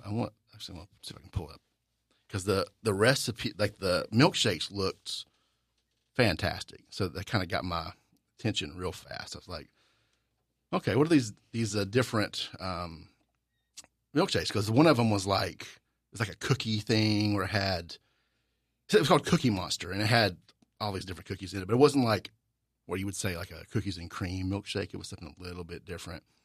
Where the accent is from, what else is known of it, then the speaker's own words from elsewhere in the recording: the American South, United States; I need to defend my honor as a Southerner